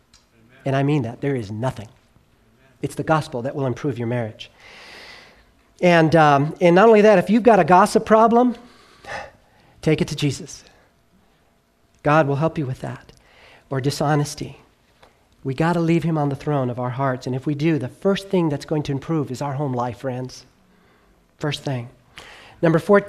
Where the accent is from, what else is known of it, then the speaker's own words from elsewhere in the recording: Southern California, United States; I grew up in Southern California